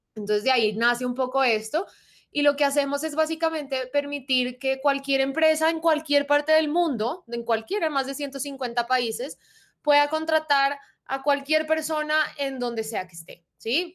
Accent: Bogotá, Colombia; soy rola bogotanísima, eh, familia paisa, de resto también familia rola

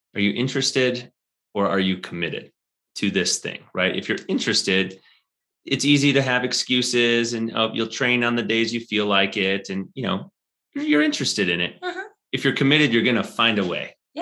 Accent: Midwest, United States; now in Colorado, United States; I'm from the Midwest

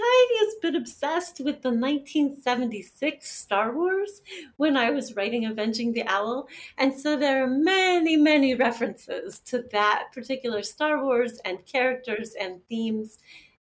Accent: Los Angeles, California, United States; moved away as an adult; also born or lived in Santa Barbara / Pacific Northwest; Growing up in Los Angeles

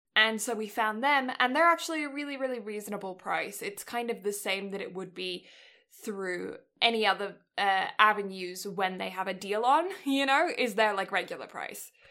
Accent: England, United Kingdom; moved away; I'm English

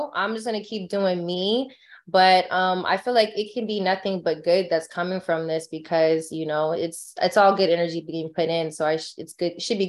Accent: California, United States; I'm big in California because I'm from California and that's where I'm at.

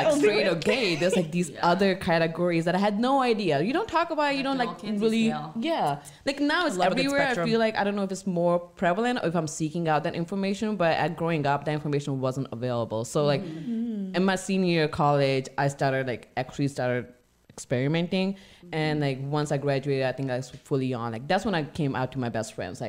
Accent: India; moved away; So I grew up in India.

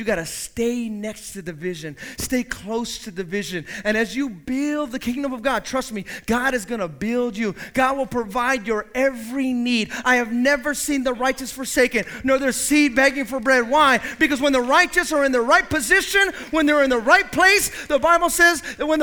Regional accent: the Bay Area, California, United States; moved away as an adult; also born or lived in the South; I grew up in the Bay

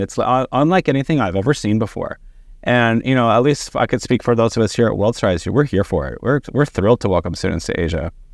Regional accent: Texas, United States; growing up in Texas

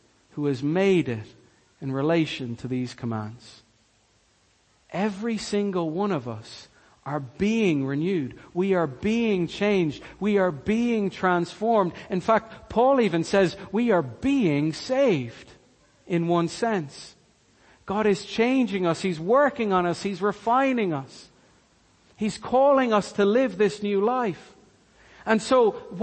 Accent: Cork, Munster, Ireland; I'm Irish. I'm born and raised in Cork.

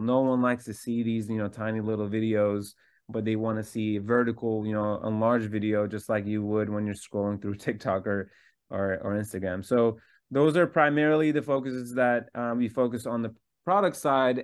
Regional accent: Istanbul, Turkey; I was born in Istanbul, Turkey

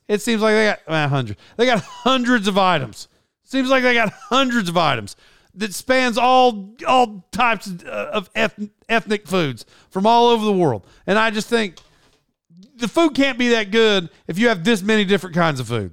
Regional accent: Tulsa, Oklahoma, United States; accent: twang; being from Oklahoma, I would imagine I don't sound, I, I'm sure I have a twang.

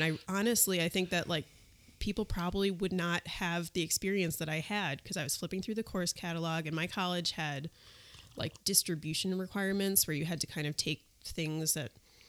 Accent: New York City, New York, United States; moved away as an adult; also born or lived in Boston; I grew up in New York City.

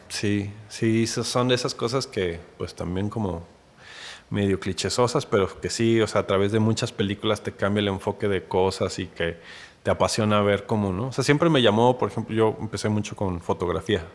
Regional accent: Mexico City, Mexico; moved away as an adult; now in Guadalajara, Mexico; yo soy chilango, nací allá en la que antes era el Distrito Federal

